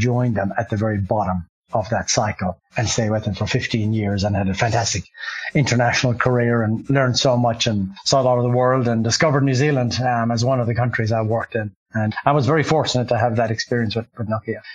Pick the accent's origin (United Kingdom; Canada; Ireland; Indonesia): Ireland; moved away as an adult; I grew up in Ireland